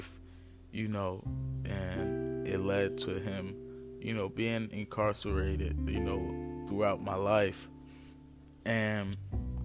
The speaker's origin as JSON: {"language": "English", "town": "Newark", "region": "New Jersey", "country": "United States", "tie": "born or raised there", "said": "I was born and raised in Newark, New Jersey. Been living here mostly all my life"}